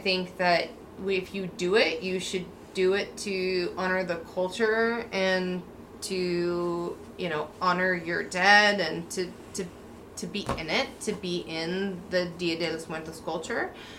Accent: Pacific Northwest, United States; Because I've been born and raised in the Pacific Northwest

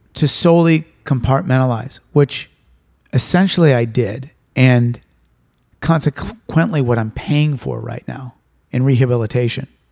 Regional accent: Santa Rosa, California, United States; my hometown and, and, and a lot of the neighborhoods that I grew up

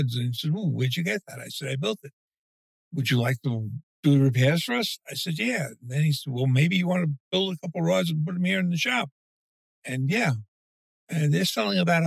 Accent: New York City, New York, United States; moved away as an adult; now in St. James City, United States; I started out as a child growing up in East New York, Brooklyn, Catholic upbringing

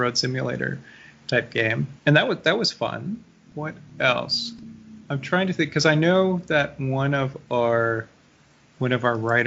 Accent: Canada

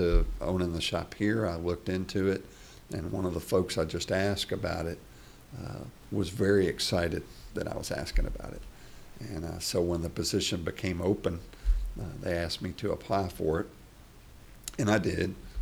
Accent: Frankfort, Kentucky, United States; I'm from Frankfort, originally

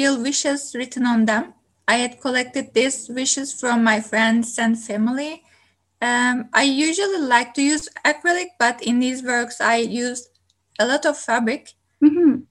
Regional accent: Turkey; now in Kingston, Canada; I'm originally from Turkey

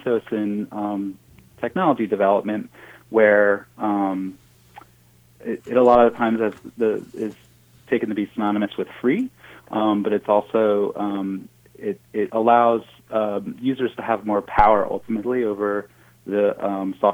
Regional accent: New Jersey, United States; I grew up, I grew up in New Jersey, which is not really thought of as a very agricultural state, but I grew up in a rural part of New Jersey

